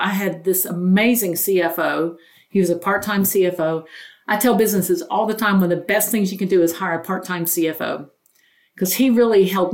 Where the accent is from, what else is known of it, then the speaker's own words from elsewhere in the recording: North Carolina, United States; I grew up very poor in North Carolina in a single wide